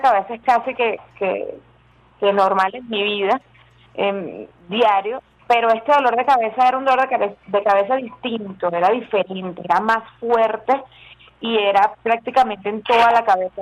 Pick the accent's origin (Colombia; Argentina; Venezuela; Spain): Venezuela; nosotros los venezolanos